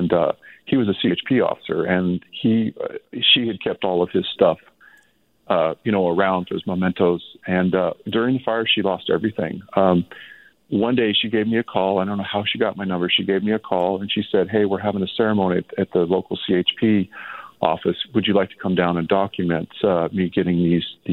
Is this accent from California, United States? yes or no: yes; Lake County, California, United States; I grew up in the area. I grew up in Lake County